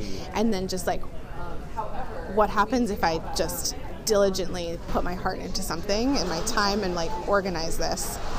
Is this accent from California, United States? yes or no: yes; San Francisco, California, United States; now in Seattle, United States; No, so I grew up in San Francisco. I lived in San Francisco for a very long time.